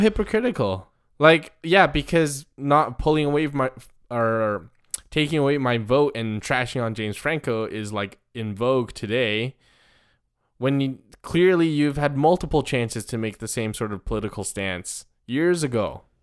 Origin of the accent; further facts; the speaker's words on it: Taiwan; moved away; where I grew up in Taiwan